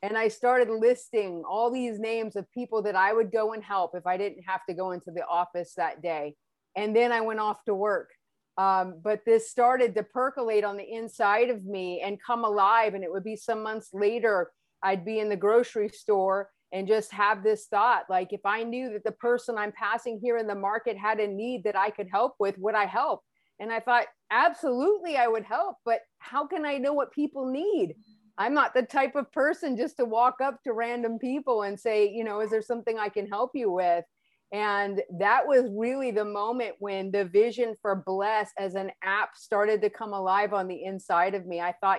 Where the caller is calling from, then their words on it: California, United States; I am joining you from the United States, the lovely state of California.